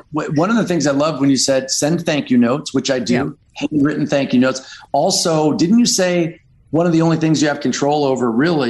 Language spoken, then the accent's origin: English; Detroit, Michigan, United States; moved away; also born or lived in Grosse Pointe, Michigan / Los Angeles / Nashville; I grew up in Detroit.